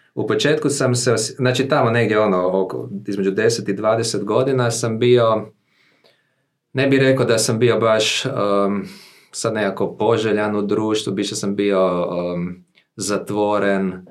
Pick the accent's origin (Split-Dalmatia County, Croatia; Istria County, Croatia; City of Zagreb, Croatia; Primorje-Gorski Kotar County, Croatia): City of Zagreb, Croatia; Zagreb; ja sam rođen u Zagrebu, imam 40 godina, e, u obitelji sam odrasao s mamom, tatom